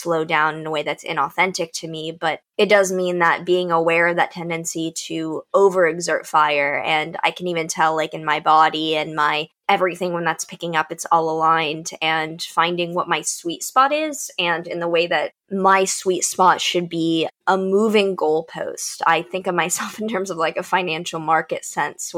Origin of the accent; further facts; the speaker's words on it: Texas, United States; growing up in Texas